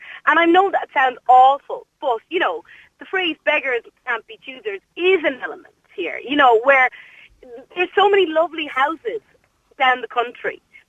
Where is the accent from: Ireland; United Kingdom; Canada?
Ireland; County Mayo; moved away as an adult; Now, I'm from Mayo. I would love to be living in Mayo. I can't.